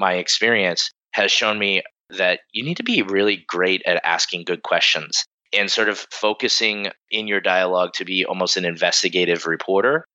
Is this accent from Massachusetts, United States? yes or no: yes; Bridgewater, Massachusetts, United States; I grew up in the Boston area, about 40 minutes south of Boston in a town called Bridgewater